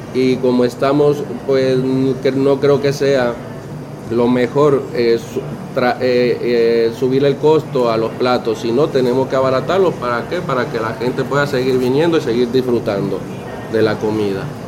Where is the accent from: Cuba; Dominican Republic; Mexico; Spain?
Mexico; Ciudad Valles, San Luis Potosí; now in Puerto Rico; yo soy de Ciudad Valles, es San Luis Potosí, que eso sería la Huasteca